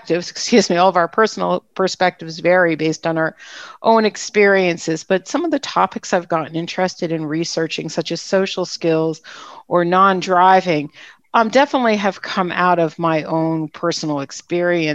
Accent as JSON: {"language": "English", "region": "New Jersey", "country": "United States", "tie": "born or raised there", "also_born_or_lived": "St. Augustine, Florida", "moved": "yes", "lives_now": "Arizona, United States", "said": "I grew up in New Jersey."}